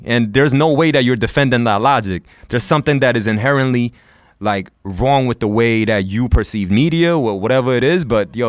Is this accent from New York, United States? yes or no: yes; New York City, New York, United States; I grew up in Queens where like being an Asian American man, never really like had an issue with me.